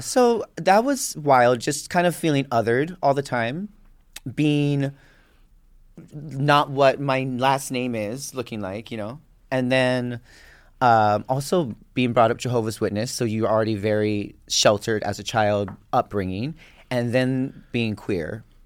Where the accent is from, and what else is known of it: Waimanalo, Hawaii, United States; born or raised there; moved away